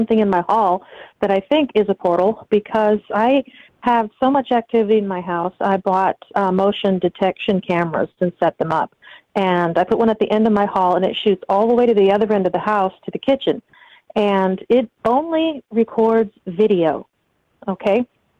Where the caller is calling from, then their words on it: Southern Indiana, United States; I'm calling from Southern Indiana.